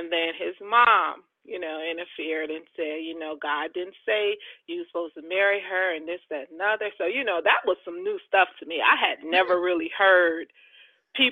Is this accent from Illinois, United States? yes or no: yes; outside of Chicago, Illinois, United States; also born or lived in Jackson, Mississippi / Arizona; now in Georgia, United States; raised outside of Chicago